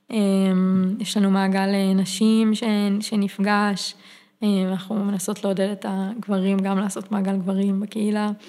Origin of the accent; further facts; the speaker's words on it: Karmiel, Northern District, Israel; אני גדלתי בכרמיאל, יצאתי מהארון בכרמיאל, לא בתל אביב